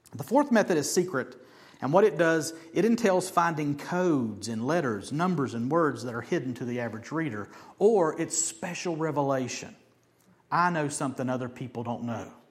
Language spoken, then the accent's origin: English; Beckley, West Virginia, United States; moved away; also born or lived in Mullins; I was born in Beckley, moved to Mullins